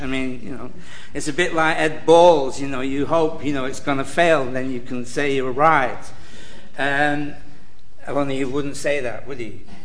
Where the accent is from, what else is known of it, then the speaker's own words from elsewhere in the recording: Manchester, North West England, United Kingdom; I'm from Manchester, where we know the price of everything and the value of nothing